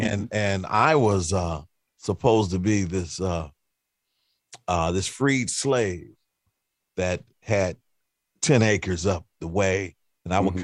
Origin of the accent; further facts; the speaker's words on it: Cleveland, Ohio, United States; I'm from Cleveland, Cleveland, mm-hmm. Ohio. So uh, growing up in Cleveland